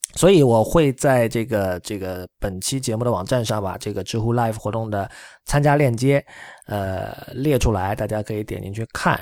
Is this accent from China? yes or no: yes; China; 我们中国人非常熟悉的套路